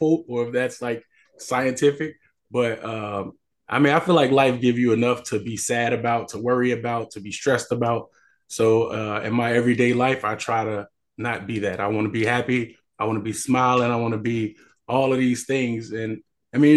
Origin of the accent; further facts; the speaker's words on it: Chicago, Illinois, United States; moved away; I'm from Chicago, the south side of Chicago. I went to high school there